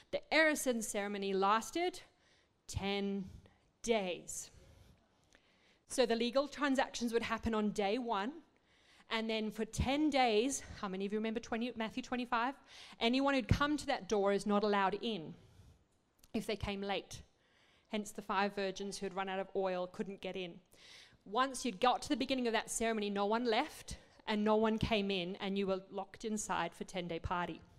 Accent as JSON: {"language": "English", "country": "Botswana", "tie": "born or raised there", "also_born_or_lived": "Zimbabwe / South Africa", "said": "we grew up in Africa. My parents were 35 years missionaries there. We grew up in Botswana, then Zimbabwe, South Africa."}